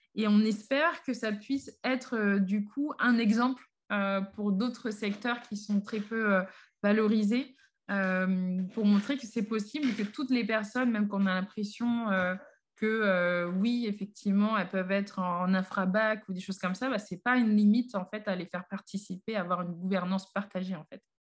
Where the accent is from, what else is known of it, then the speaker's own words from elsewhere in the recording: Paris, Île-de-France, France; j'ai grandi, vécu à Paris, euh, principalement dans le 18e arrondissement